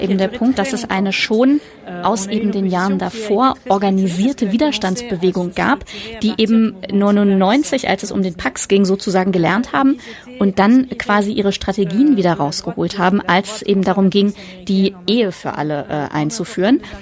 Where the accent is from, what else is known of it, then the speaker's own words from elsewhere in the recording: Germany; bei uns in Deutschland